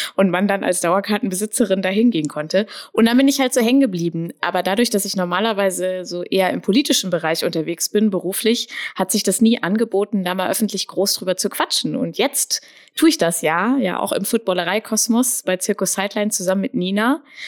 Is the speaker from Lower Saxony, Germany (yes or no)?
yes; Braunschweig, Lower Saxony, Germany; Ich bin in Braunschweig aufgewachsen